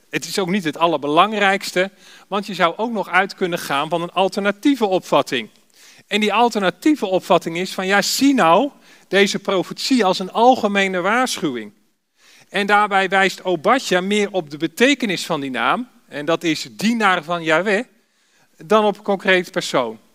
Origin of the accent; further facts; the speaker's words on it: Alphen aan den Rijn, South Holland, Netherlands; ik kom uit Alphen aan de Rijn